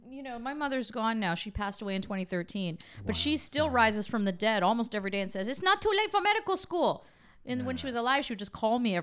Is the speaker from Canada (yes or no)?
yes; Canada; I grew up in Canada. It's very liberal.